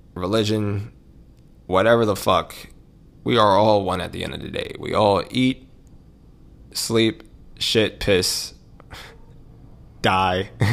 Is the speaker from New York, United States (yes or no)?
yes; New York City, New York, United States; moved away; I grew up in Harlem.